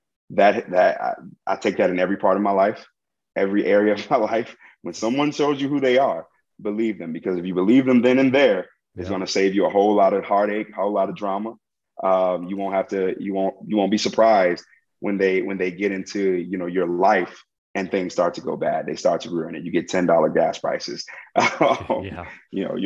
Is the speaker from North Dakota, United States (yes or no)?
no; Chicago, Illinois, United States; born and raised in Chicago